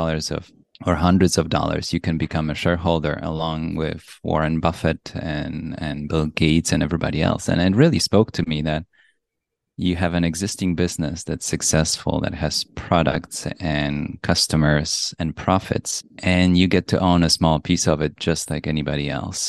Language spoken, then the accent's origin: English; Poland; moved away; also born or lived in Europe; I was born in Poland, and then I went to schools around Europe